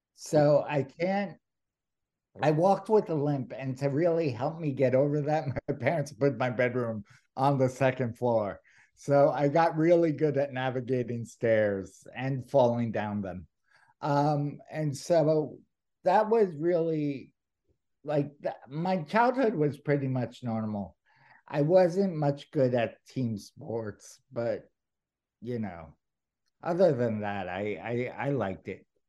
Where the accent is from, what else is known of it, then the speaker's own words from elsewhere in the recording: New York City, New York, United States; I grew up in New York City